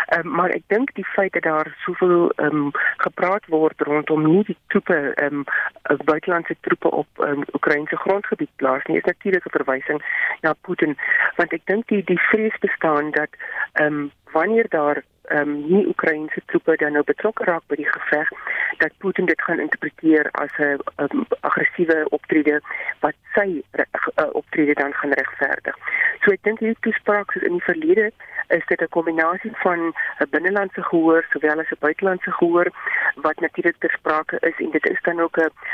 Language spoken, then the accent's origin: Afrikaans; South Africa